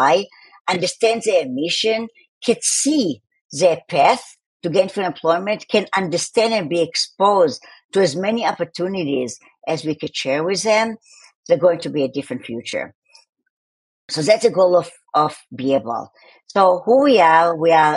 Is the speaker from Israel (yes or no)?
yes; Tel Aviv, Tel Aviv District, Israel; accent: Tel Aviv; my accent is from Tel Aviv